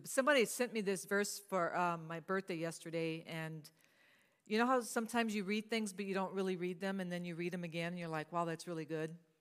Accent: Cajun, the South, Louisiana, United States; I'm from the South, so we do a lot of hankies

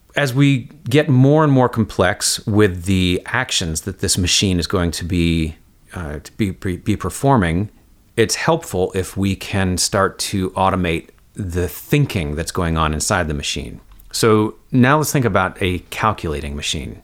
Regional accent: Woodstock, New York, United States; I grew up in Woodstock, New York, uh, right next to Kingston, New York

